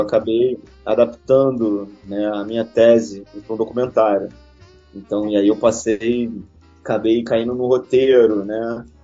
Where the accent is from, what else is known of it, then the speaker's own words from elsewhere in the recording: Rio de Janeiro, Brazil; Eu sou do Rio de Janeiro